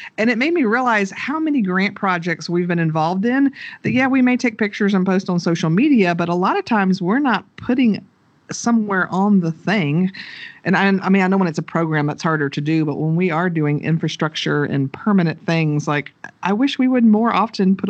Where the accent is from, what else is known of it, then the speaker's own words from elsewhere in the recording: the South, United States; us Southern people